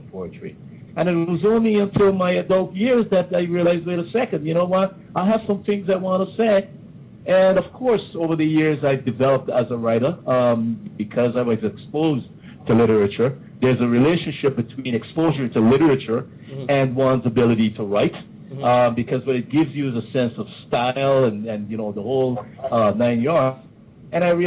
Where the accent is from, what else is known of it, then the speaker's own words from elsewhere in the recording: Guyana; I remember some of the poems that we learned there growing up in Guyana